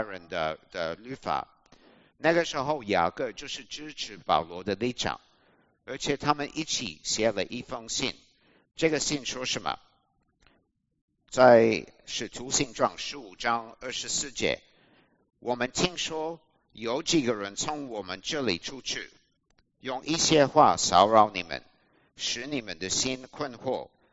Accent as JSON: {"language": "Chinese", "country": "Australia", "also_born_or_lived": "Taiwan", "second_language": "Chinese", "moved": "as an adult", "said": "我是澳洲人"}